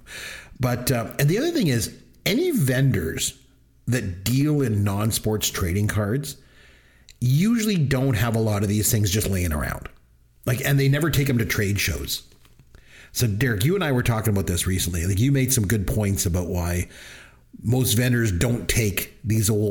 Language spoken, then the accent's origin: English; Canada; I'm Canadian